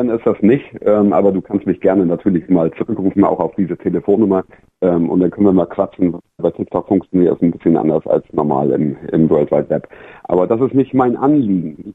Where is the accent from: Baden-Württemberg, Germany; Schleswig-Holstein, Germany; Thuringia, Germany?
Schleswig-Holstein, Germany; Ich komme aus, aus Dithmarschen, Schleswig-Holstein.